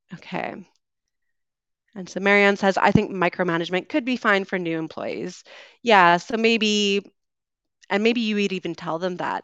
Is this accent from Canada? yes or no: yes; West Coast of Canada, Canada; accent: Canadian; moved away as an adult; also born or lived in United Kingdom; I am originally from Canada, so you'll be hearing a Canadian accent today. I grew up on the West Coast